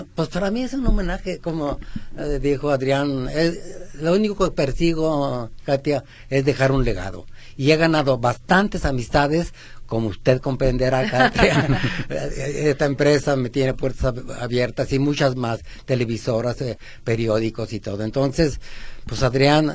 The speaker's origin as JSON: {"language": "Spanish", "region": "Aguascalientes", "country": "Mexico", "tie": "born or raised there", "moved": "yes", "lives_now": "Guadalajara, Mexico", "said": "Cuando yo tenía 5 o 6 años, somos de Aguascalientes"}